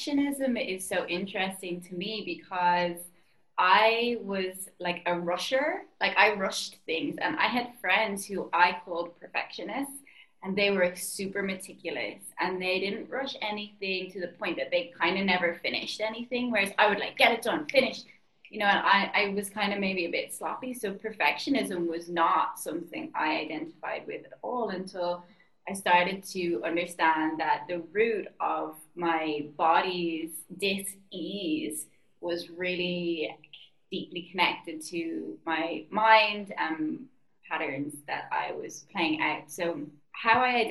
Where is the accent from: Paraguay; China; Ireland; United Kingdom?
Ireland; now in Bali, Indonesia; I'm Irish and I'm living in Bali